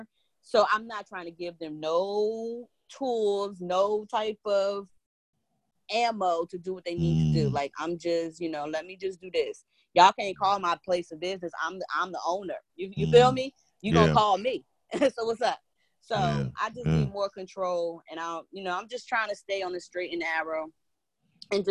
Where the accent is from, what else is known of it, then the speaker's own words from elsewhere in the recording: New Jersey, United States; I grew up in New Jersey, two-parent household